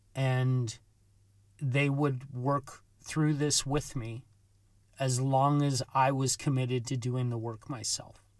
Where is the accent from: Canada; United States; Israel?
Canada; Vancouver, British Columbia; my experience growing up in Vancouver